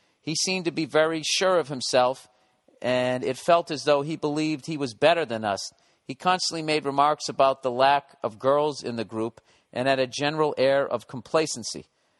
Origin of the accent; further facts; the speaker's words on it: Wales, United Kingdom; because I'm from Wales, he suggested that I have sexual intercourse with sheep